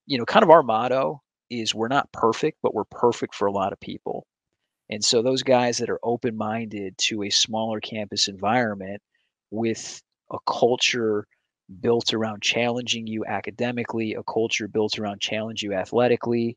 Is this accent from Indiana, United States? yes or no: no; Michigan, United States; now in Painesville, United States; I grew up in Michigan on the other side of the lake, and the beaches there are way different.